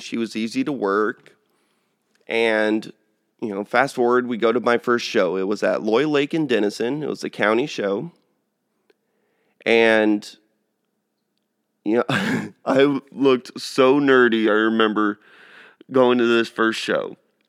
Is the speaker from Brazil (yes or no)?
yes; São Paulo, Brazil; born there; I'm actually their only child and I was born there in Sao Paulo.